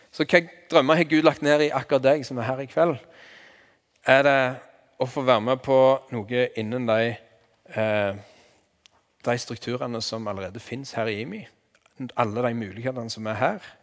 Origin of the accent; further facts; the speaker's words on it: Vigrestad, Rogaland, Norway; accent: Jær dialect; jeg er fra Vigrest på Jæren